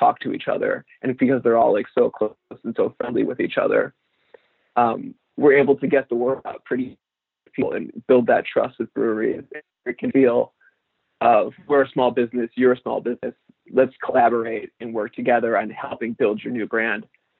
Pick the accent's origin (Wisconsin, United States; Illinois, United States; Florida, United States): Illinois, United States; northwest suburbs of Chicago; now in Chicago, United States; I'm from the northwest suburbs and kind of moved out here after college.